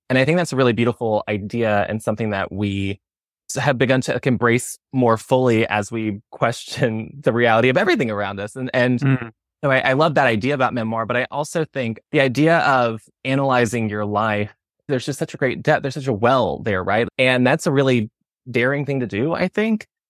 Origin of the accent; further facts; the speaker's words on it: the South, United States; I'm from the South